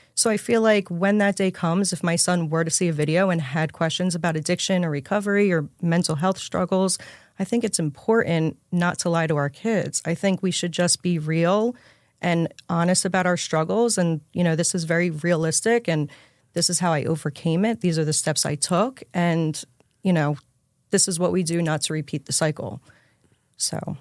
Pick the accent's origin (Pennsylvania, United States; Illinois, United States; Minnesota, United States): Pennsylvania, United States; Levittown; also born or lived in New Jersey; I'm from Levittown, Pennsylvania, which is just sh, right outside of Philly.